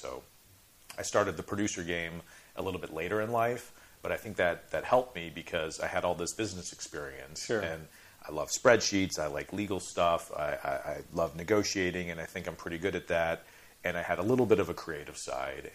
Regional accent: Chicago, Illinois, United States; grew up in Chicago

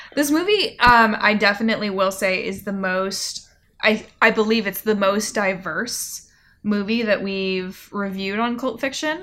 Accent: California, United States; now in Asheville, United States; growing up in California

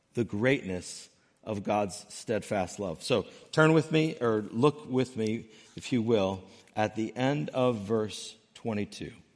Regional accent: Northern Connecticut, United States; I grew up in Northern Connecticut

